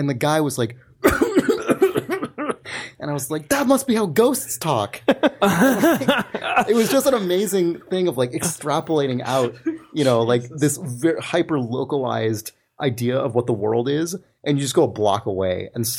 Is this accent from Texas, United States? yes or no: yes; Houston, Texas, United States; and that's because I grew up in Houston.